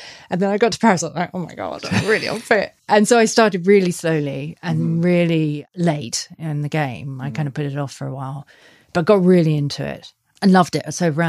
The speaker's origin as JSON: {"language": "English", "country": "Australia", "said": "And I've always swum, being an Aussie."}